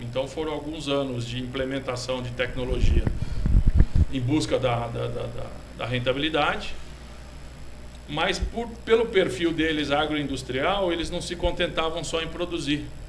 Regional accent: São Paulo, Brazil; moved away as an adult; now in Botucatu, Brazil; sou de São Paulo, capital

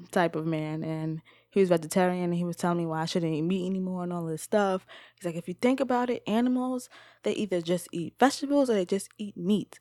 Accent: New York City, New York, United States; where I grew up in the Bronx

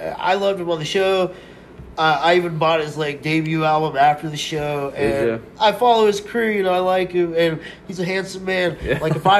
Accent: Tulsa, Oklahoma, United States; we're from Tulsa.

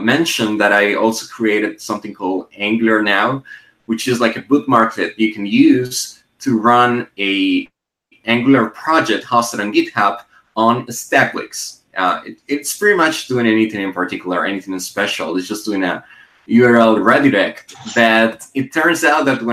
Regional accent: Colombia; also born or lived in Medellin, Colombia; I am from Colombia and I live in Medellin

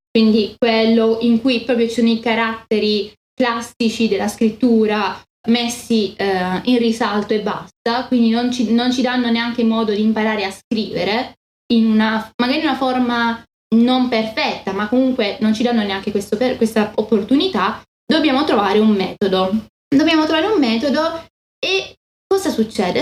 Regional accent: Italy; io sono italiana

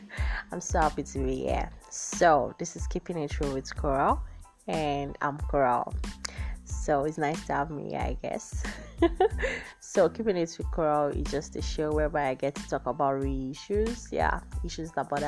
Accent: Nigeria; especially being Nigerian. Especially being a Nigerian

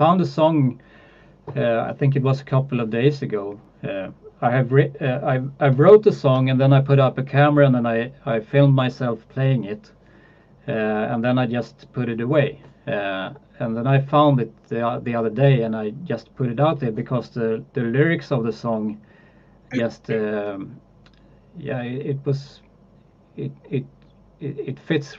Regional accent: Sweden; I'm born in Sweden, so you are right. I'm Swedish

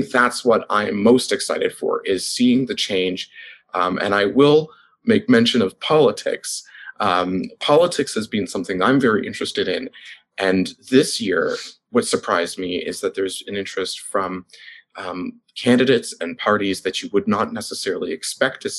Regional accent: Toronto, Ontario, Canada; now in London, Canada; I'm from Toronto.

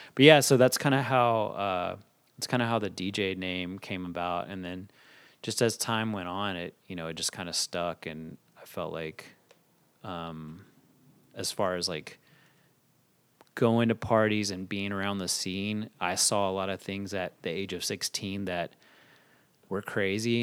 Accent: Fort Worth, Texas, United States; moved away as an adult; now in Dallas, United States; Fort Worth is wh-, what made me who I am as far as, like, s, as far as school and, and hearing the type of music I was hearing growing up

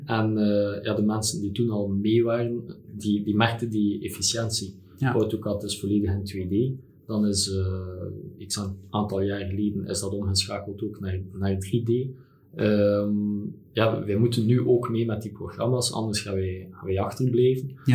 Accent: Belgium

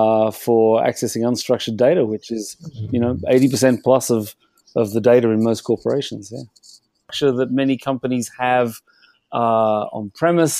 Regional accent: Australia; accent: Australian; moved away as an adult; also born or lived in London; now in Europe; My accent is Australian, but I've lived here in Europe for nearly 30 years

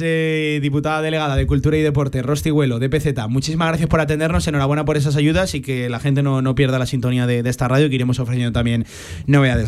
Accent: Teruel, Aragon, Spain; yo vengo de Teruel

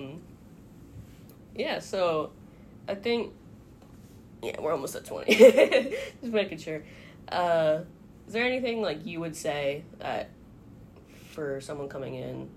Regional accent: Corning, Arkansas, United States; I'm from Corning, Arkansas

